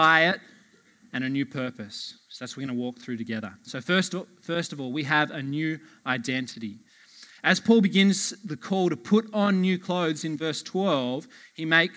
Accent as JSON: {"language": "English", "area": "Blue Mountains", "region": "New South Wales", "country": "Australia", "moved": "yes", "said": "Catherine, my wife, and I, we're originally from the Blue Mountains."}